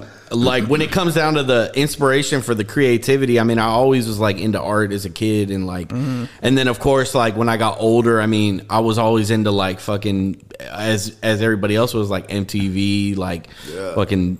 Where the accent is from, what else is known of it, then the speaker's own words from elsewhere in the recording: Richmond, California, United States; also born or lived in Berkeley, California; I'm from Richmond. Really? Yeah, I was born in Berkeley, so I'm from 27th and Andrade.